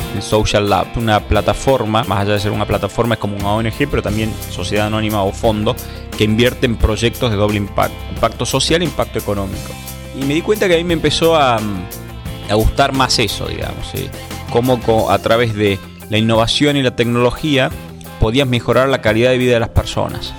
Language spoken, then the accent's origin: Spanish; Tucumán, Argentina; moved away as an adult; also born or lived in United States; yo soy tucumano